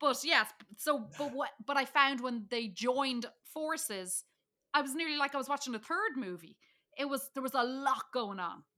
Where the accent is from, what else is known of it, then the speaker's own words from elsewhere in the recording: Dublin, Leinster, Ireland; I'm from Dublin. There was Port Marnock Beach. There was Howth. I could see, um, Ireland's Eye. I could see the cliffs of Howth, like, all from where I come from. And so I was like, "Oh, look, there's my home."